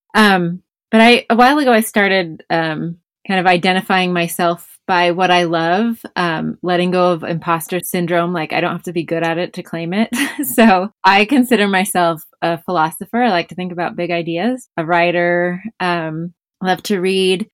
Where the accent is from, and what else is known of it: Bishop, California, United States; born or raised there